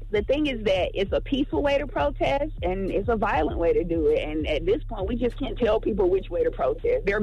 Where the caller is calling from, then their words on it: Georgia, United States; This is …. I'm calling from Georgia.